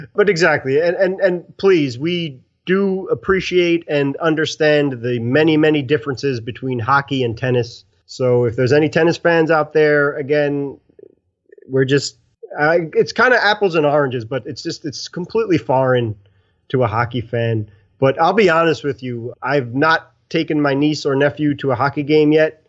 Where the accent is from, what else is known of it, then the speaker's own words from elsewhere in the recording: New York City, New York, United States; I'm an Italian from Brooklyn